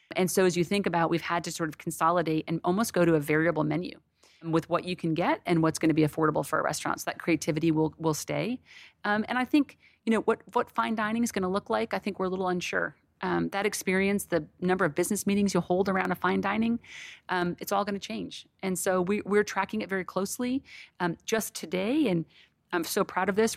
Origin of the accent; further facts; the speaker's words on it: Connecticut, United States; now in Texas, United States; I was raised in New England, um, in Connecticut, so I'm a huge seafood person